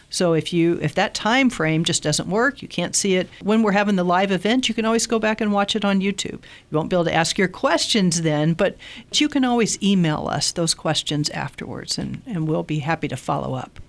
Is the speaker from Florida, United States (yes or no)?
no; Southern Illinois, United States; I grew up in Southern Illinois in an unchurched home